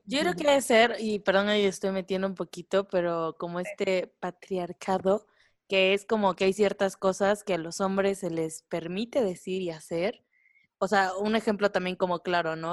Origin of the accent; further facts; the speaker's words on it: Veracruz, Mexico; yo soy de Veracruz